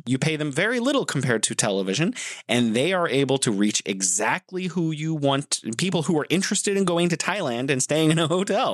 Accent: United States; I'm from the United States, specifically the United States

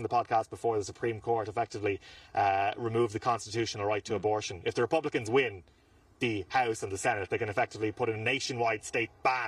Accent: Ireland; I'm Irish

